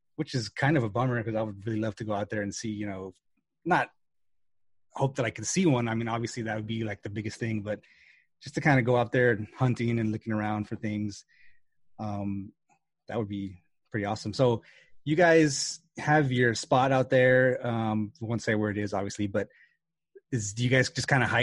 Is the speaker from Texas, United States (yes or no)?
yes; El Paso, Texas, United States; now in Dallas, United States; I'm originally from West Texas and El Paso